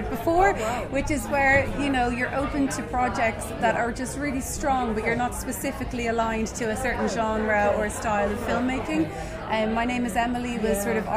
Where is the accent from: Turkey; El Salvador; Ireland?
Ireland; Dublin, Leinster; moved away as an adult; now in Ardee, Ireland; I was based in Dublin initially because I'm from Dublin